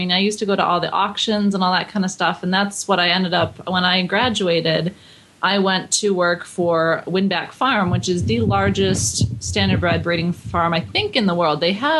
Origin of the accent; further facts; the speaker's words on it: Buffalo, New York, United States; I grew up in Buffalo.